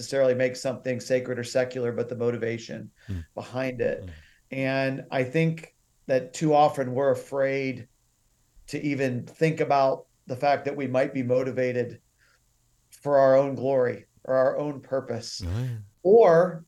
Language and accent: English; the South, United States; also born or lived in Uganda; growing up in the South